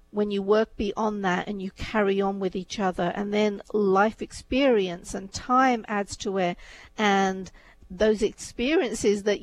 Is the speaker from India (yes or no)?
yes; India; you know, my background is such, you know, I was born in India. As I was growing up, arranged marriages were very much the norm.